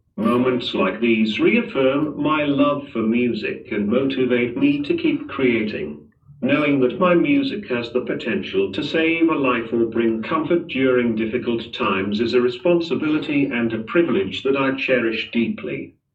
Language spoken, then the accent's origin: English; Manchester, North West England, United Kingdom; moved away as an adult; now in Dubai, United Arab Emirates; Born and bred in Manchester, but now, I've got my roots down in Dubai, been here for a solid three years